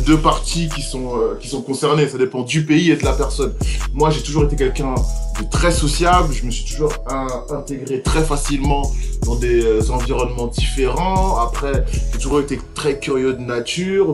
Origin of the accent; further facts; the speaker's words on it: Sarcelles, Île-de-France, France; moved away as an adult; j'ai grandi à Sarcelles, qui est une ville les plus cosmopolites de France